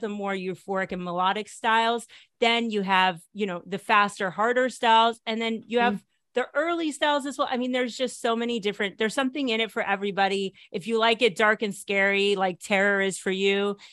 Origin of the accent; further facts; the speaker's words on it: Connecticut, United States; moved away as an adult; also born or lived in New York / Washington, D.C.; now in Netherlands; I'm originally from Connecticut. Uh, I was born in New York and then my family moved to Connecticut when I was little